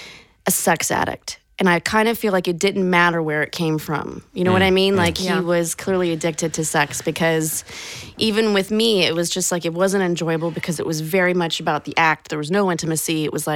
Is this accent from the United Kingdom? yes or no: no; Poland; Yeah. Yeah. FYI, guys. I have dual citizenship with the UK.